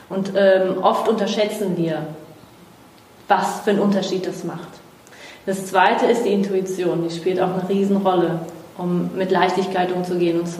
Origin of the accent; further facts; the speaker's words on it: Brazil; now in Germany; Ja, ich bin Brasilianerin.